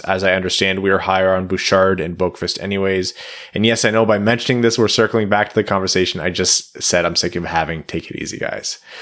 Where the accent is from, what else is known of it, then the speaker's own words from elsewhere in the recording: Windsor, Ontario, Canada; moved away; I'm from Windsor